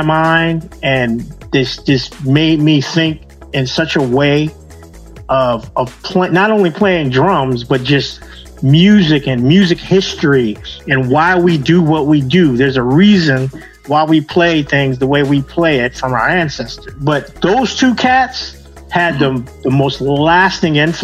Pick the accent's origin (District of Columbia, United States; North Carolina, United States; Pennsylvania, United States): District of Columbia, United States; Washington; I grew up in Washington, D.C.